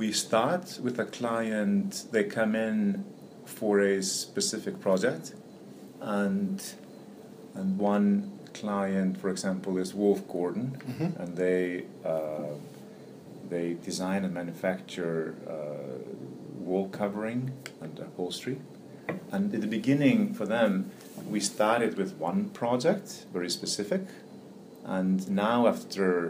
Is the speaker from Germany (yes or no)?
no; Iceland; moved away as an adult; now in New York, United States; I'm born and raised in Iceland. Came here in early 90s, or 89 actually.